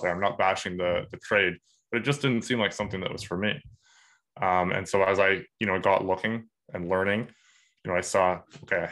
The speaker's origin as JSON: {"language": "English", "town": "Woodstock", "region": "New Brunswick", "country": "Canada", "tie": "born or raised there", "said": "I grew up in Woodstock, New Brunswick"}